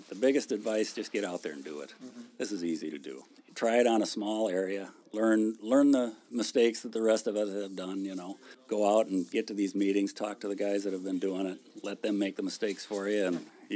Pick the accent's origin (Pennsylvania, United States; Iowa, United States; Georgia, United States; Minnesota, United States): Minnesota, United States; Caledonia; now in Stewartville, United States; I grew up down by southeast Minnesota by Caledonia, where it's really steep